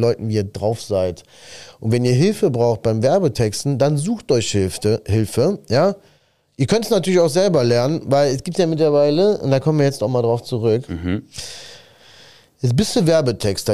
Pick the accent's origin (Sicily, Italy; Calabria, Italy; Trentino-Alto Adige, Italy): Sicily, Italy; moved away; ich komme ja aus Sizilien und ich sag mal, 1990, äh, da waren wir in Sizilien, haben dort gelebt